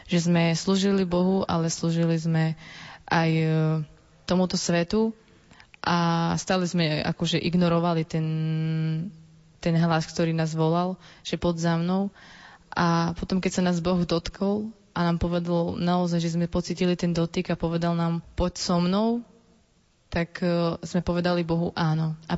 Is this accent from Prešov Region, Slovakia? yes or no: yes; Snakov, Prešov Region, Slovakia; My ako kapela pochádzame z Snakova